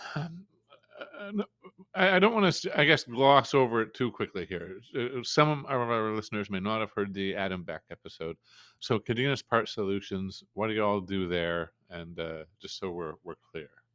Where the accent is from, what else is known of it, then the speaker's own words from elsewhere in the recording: New Brunswick, Canada; being Canadian, but coming from Canada is only, uh, officially bilingual province